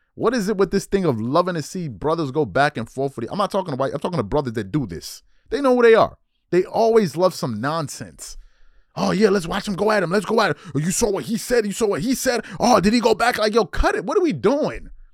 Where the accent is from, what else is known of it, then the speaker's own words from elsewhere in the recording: United States; although I was born in the States, I was born to West African parents